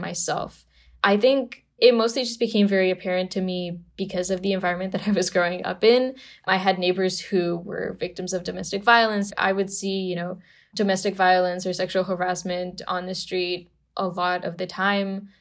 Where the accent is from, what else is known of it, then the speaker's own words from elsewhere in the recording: Romania; also born or lived in Bucharest; I grew up in Romania in a very normal Romanian family